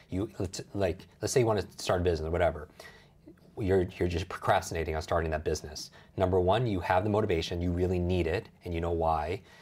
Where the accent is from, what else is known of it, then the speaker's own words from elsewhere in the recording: Northeast, United States; I grew up in the Northeast. I hate the cold, yeah.